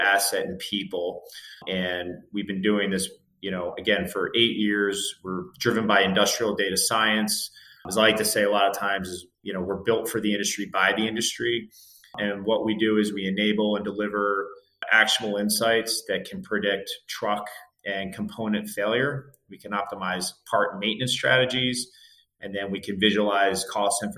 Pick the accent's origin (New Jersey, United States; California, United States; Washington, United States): New Jersey, United States; moved away as an adult; also born or lived in Santa Clara; I grew up in South New Jersey, right by Philadelphia.